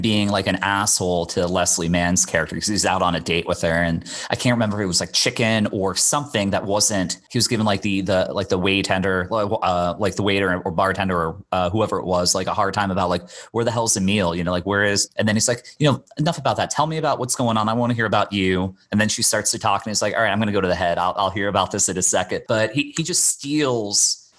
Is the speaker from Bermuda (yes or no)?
yes; Bermuda; now in United States; I'm from Bermuda originally, and I would spend my summers in Bermuda, and then I'd fly back to the U.S. My mom lived in Florida, so I'd kind of go back and forth.